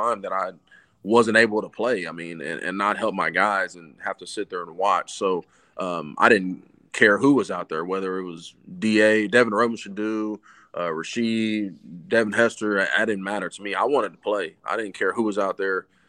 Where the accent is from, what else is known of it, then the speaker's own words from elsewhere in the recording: Texas, United States; moved away; also born or lived in Oklahoma / Chicago; I'm from Texas, so my family was all Cowboys fan. I grew up around, you know, the glory days